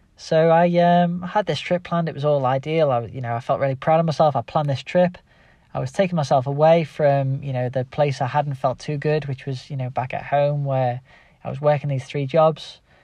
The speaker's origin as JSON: {"language": "English", "town": "Liverpool", "region": "North West England", "country": "United Kingdom", "accent": "Scouse", "said": "my Scouse accent"}